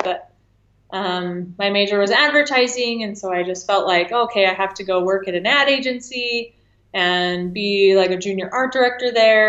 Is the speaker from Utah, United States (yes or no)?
yes; Farmington, Utah, United States; also born or lived in Ventura, California / Henderson, Nevada / New York City / Los Angeles; Then moved to Farmington, Utah when I was 9, and stayed in Utah for a while